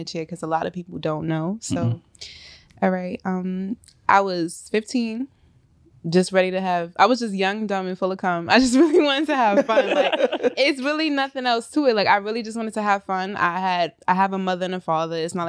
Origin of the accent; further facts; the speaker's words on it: New York City, New York, United States; I'm from South Jamaica, Queens